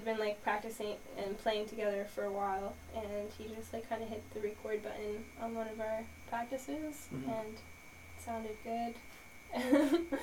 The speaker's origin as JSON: {"language": "English", "region": "Maine", "country": "United States", "tie": "born or raised there", "said": "I was raised in Maine"}